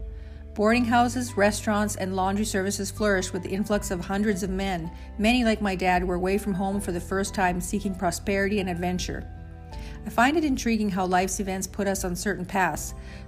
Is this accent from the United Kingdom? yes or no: no; Canadian Prairies, Canada; also born or lived in Saskatchewan, Canada; coming to you from Lee, Saskatchewan, Canada. Join me as I share stories about growing up on the Canadian prairies